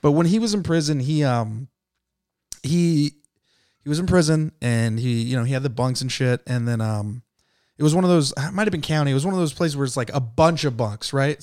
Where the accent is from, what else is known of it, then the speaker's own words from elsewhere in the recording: San Jose, California, United States; I'm from San Jose